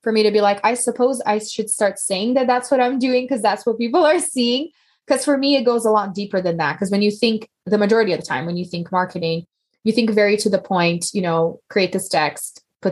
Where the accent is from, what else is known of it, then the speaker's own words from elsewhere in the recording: Brazil; moved away as an adult; now in United States; I'm from Brazil originally, and we actually had the babies in Brazil.